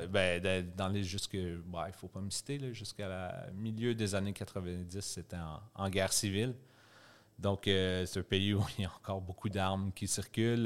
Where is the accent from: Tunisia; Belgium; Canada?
Canada; Gatineau, Quebec; moved away as an adult; now in Montreal, Canada; viens de Gatineau. C'est près d'Ottawa. C'est ailleurs au Québec.